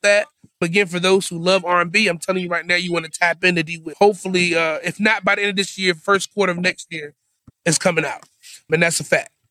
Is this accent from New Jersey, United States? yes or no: no; Virginia Beach, Virginia, United States; also born or lived in Norfolk, Virginia; I'm originally from Virginia Beach, Virginia